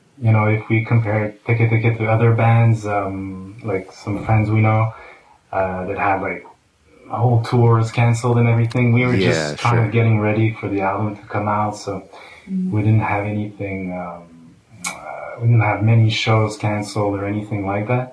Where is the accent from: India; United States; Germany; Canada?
Canada; Montreal, Quebec; I grew up in Montreal and in and out of Montreal and around Montreal